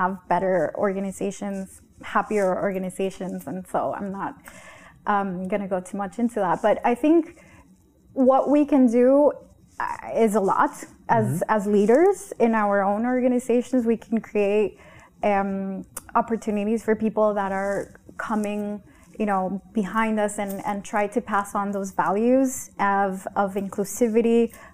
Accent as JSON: {"language": "English", "country": "Honduras", "said": "I am from Honduras, I'm from it's a third world country."}